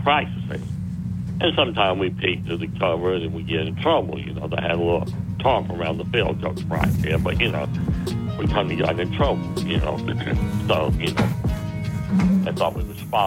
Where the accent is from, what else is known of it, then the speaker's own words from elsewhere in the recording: Tuscaloosa, Alabama, United States; I grew up here in Tuscaloosa